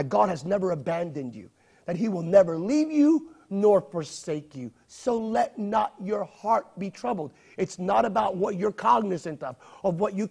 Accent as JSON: {"language": "English", "country": "United States", "said": "an American of Hispanic descent"}